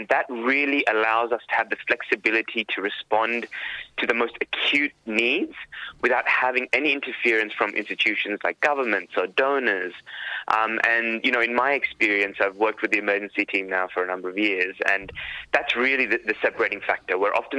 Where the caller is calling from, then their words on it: Sydney, New South Wales, Australia; And I'm speaking from Gadigal country here in what is now rainy Sydney.